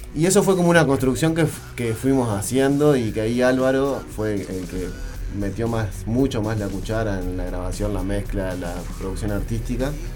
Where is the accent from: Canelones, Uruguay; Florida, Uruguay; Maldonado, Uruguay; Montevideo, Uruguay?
Montevideo, Uruguay; nosotros tres venimos de Sayago